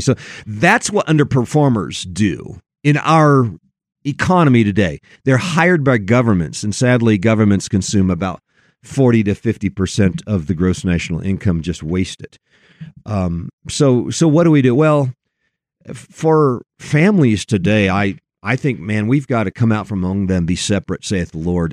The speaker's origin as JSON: {"language": "English", "region": "Oregon", "country": "United States", "tie": "born or raised there", "moved": "yes", "lives_now": "Colorado, United States", "said": "my home state was Oregon, and here I am in Colorado and have been for something like thirty years"}